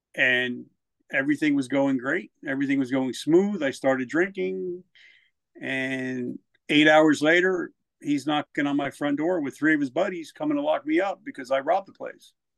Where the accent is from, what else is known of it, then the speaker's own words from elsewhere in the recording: New Jersey, United States; moved away as an adult; also born or lived in South Carolina; I'm from Jersey, so I had a smart mouth